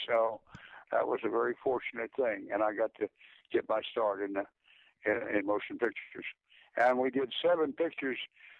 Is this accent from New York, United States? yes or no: yes; Manhattan, New York, United States; born there; I was, believe it or not, born in Manhattan, on Manhattan Island, so that's my home country.